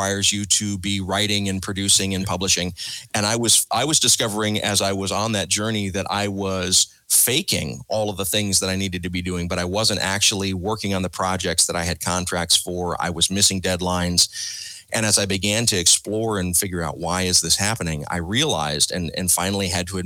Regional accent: South Georgia, United States; growing up in South Georgia, listening to WDAK, the rock and roll station

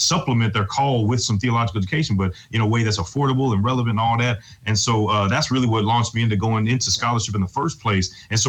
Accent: St. Louis, Missouri, United States; I'm from St. Louis, born and raised, and yeah, man, I came to faith at an early age

